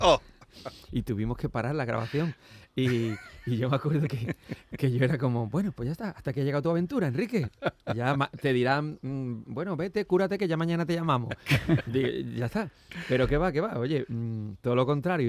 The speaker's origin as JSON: {"language": "Spanish", "town": "Seville", "region": "Andalusia", "country": "Spain", "tie": "born or raised there", "also_born_or_lived": "Málaga", "said": "yo nací en Sevilla, pero mis abuelos vivían aquí"}